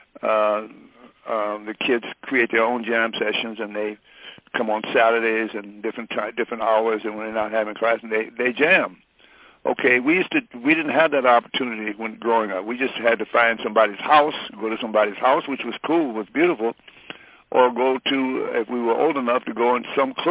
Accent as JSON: {"language": "English", "town": "Detroit", "region": "Michigan", "country": "United States", "tie": "born or raised there", "moved": "yes", "said": "Detroit, growing up in Detroit, was like going to a jazz university"}